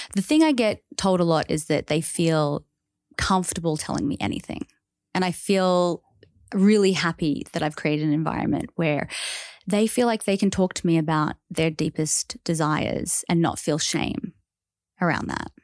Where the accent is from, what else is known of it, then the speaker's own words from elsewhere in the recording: Australia; growing up as an Australian